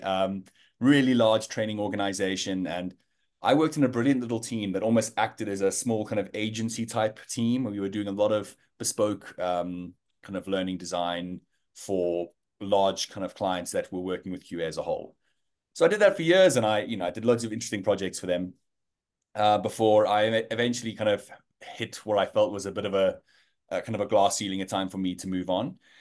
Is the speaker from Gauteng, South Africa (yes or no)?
yes; Johannesburg, Gauteng, South Africa; moved away as an adult; now in London, United Kingdom; I am, uh, South African born and bred, uh, Joburg boy